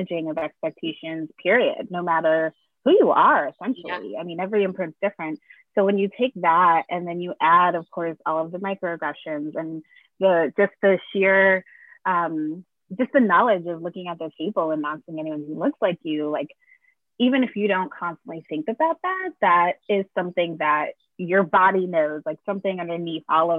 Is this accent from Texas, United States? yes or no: no; Connecticut, United States; now in Brooklyn, United States; I grew up in Connecticut around mostly white people for most of my young life